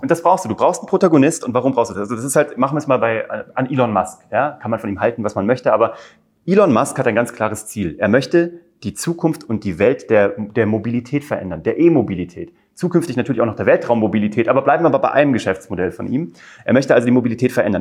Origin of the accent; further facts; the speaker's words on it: Kassel, Hesse, Germany; moved away as an adult; also born or lived in Cologne; Ich komme eigentlich aus Kassel.